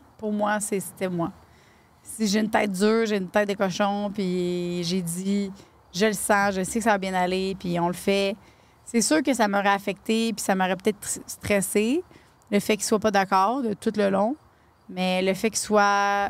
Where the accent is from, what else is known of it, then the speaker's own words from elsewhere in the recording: Lavaltrie, Quebec, Canada; c'est ma ville natale